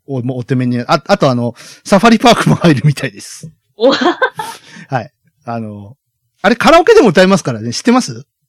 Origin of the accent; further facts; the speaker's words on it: Kyushu, Japan; 我々九州育ちですから。